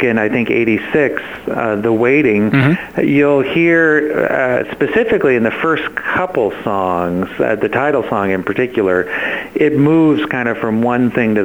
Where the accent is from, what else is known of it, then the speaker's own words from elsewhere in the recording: Nebraska, United States; moved away; I came from Nebraska